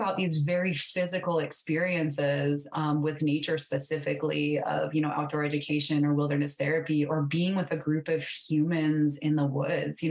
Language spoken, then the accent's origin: English; South Dakota, United States; moved away as an adult; also born or lived in Montana; I grew up in South Dakota